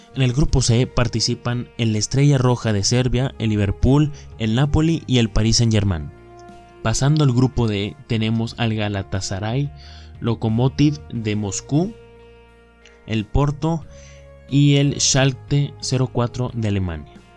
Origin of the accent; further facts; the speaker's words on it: Mexico; somos mexicanos